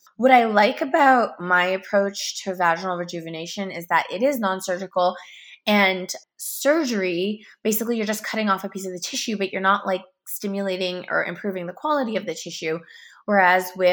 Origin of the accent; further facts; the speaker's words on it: Canada; also born or lived in Toronto; I'm from Canada